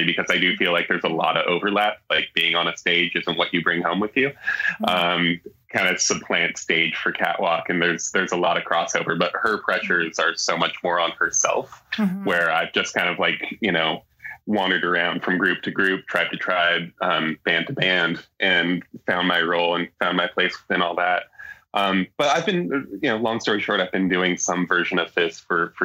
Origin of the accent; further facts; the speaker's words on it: Alaska, United States; now in Seattle, United States; growing up in Alaska